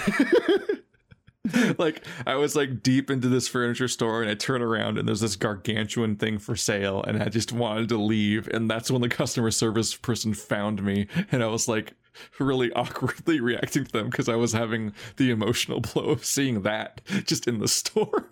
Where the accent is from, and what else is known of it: United States